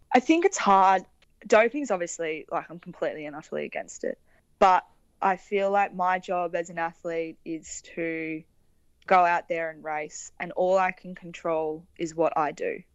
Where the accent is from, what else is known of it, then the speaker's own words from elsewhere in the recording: Victoria, Australia; growing up in Victoria